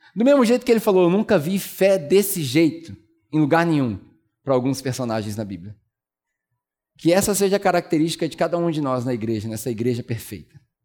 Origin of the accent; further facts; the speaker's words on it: Brazil; moved away as an adult; also born or lived in New Zealand; antes de voltar para o Brasil